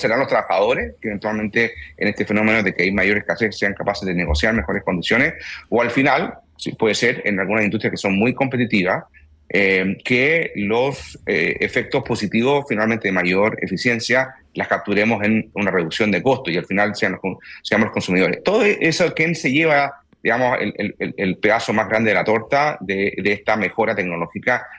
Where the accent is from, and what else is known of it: Chile